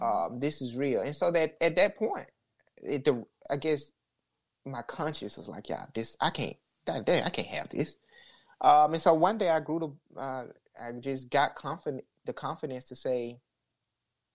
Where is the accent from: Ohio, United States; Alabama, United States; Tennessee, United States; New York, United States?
Alabama, United States; growing up in Alabama, I grew up in a racially segregated town